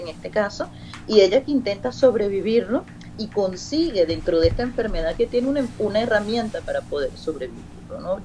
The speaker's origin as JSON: {"language": "Spanish", "country": "Venezuela", "moved": "yes", "lives_now": "Spain", "said": "yo soy una venezolana del siglo XXI, de una generación específica que habla de una manera y que viene a España donde hablan de otra"}